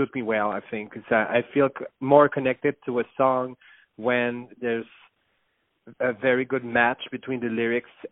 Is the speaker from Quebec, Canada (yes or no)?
yes; Montreal, Quebec, Canada; first language French; English is a second language; I'm from Montreal, Quebec, Canada.